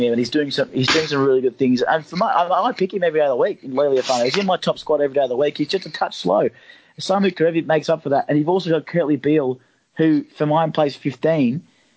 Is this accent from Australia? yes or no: yes; Australia; I'd love to see Australia as an Australian